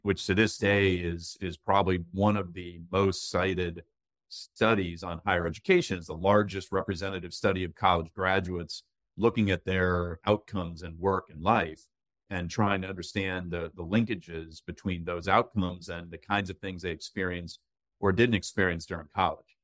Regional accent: Tazewell, Virginia, United States; now in Northern Virginia, United States; I can claim that I'm a Virginia native because I was born in Tazewell, Virginia.

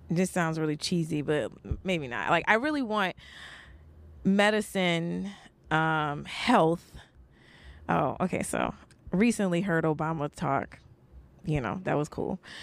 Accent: New York, United States; also born or lived in New Orleans; I was born in New Orleans, but I grew up in, like, I grew up in Brooklyn

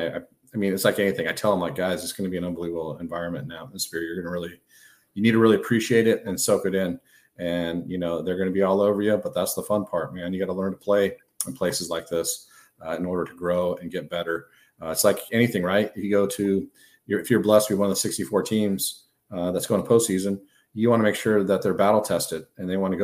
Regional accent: California, United States; I'm from California

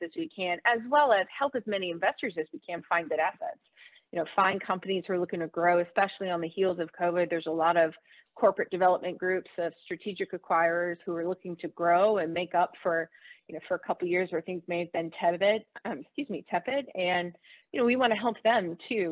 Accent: the South, United States; I'm from the South

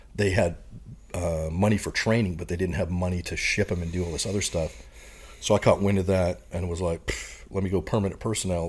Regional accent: Saskatoon, Saskatchewan, Canada; moved away as an adult; also born or lived in Oxbow, Saskatchewan; now in United States; my hometown, I'd probably call Saskatoon, Saskatchewan, which is the biggest, uh, city in the prairies

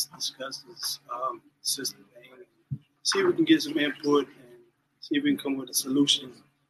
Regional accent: Bowman, South Carolina, United States; I'm from Bowman.

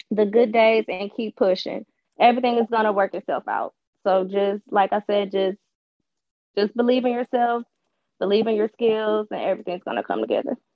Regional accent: Detroit, Michigan, United States; I'm from Michigan, I'm from Detroit. So I just chose to stay local

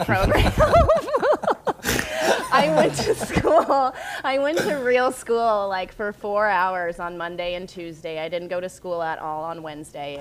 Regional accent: North Carolina, United States; I grew up in North Carolina

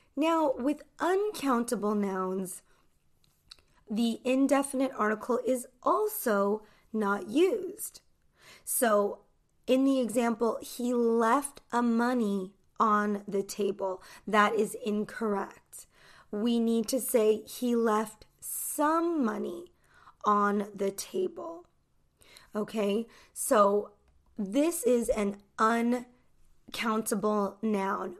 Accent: United States; I'm an American English teacher

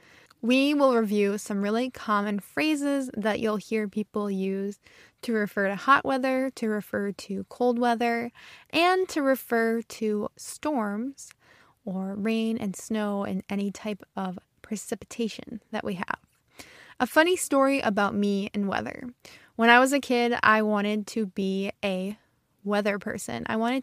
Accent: Midwest, United States; accent: Midwestern; I usually have a pretty neutral accent, but sometimes the Midwest, the North, kind of comes out in my accent. I stretch out my long vowels and I sound very Midwestern.

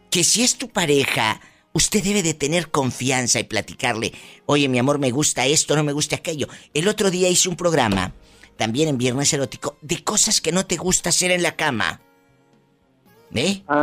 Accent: Monclova, Coahuila, Mexico; Soy de Monclova, Monclova.

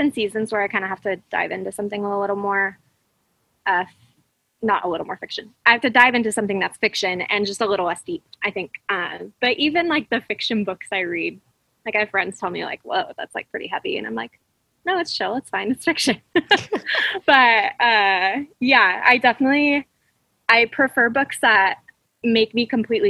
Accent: Fresno, California, United States; now in Orange County, United States; I grew up in the Central Valley of California, which is like conservative hub of California

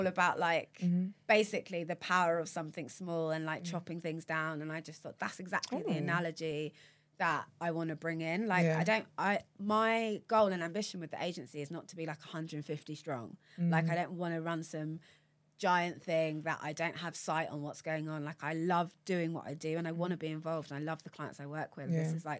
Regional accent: Watford, East of England, United Kingdom; born or raised there

